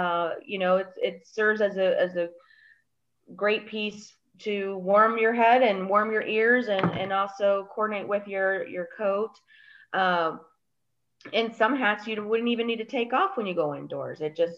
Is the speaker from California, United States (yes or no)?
no; Colorado, United States; also born or lived in Chicago, Illinois; I am from Colorado and Chicago.